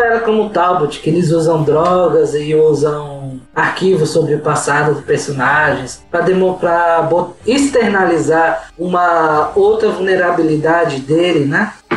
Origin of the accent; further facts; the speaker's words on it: Brazil; nós somos brasileiros